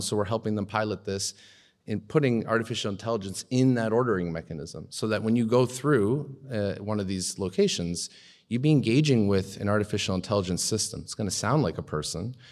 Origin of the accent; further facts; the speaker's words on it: Canada; as a Canadian